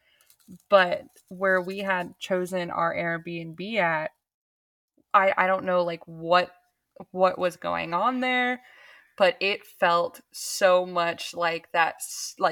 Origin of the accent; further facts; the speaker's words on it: St. Petersburg, Florida, United States; And we grew up downtown. We grew up in St. Pete.